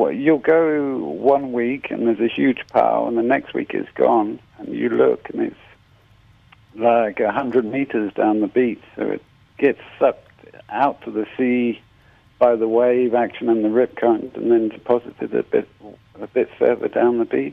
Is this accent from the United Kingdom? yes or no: yes; Cornwall, South West England, United Kingdom; now in South Africa; I come from Cornwall in England.